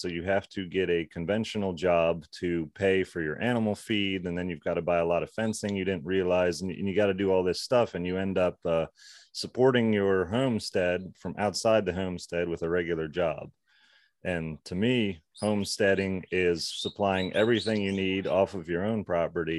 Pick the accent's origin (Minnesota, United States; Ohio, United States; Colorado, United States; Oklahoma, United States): Ohio, United States; Cleveland; moved away as an adult; also born or lived in Hanover, Pennsylvania; now in Roane County, West Virginia, United States; I grew up in the suburbs of Cleveland, Ohio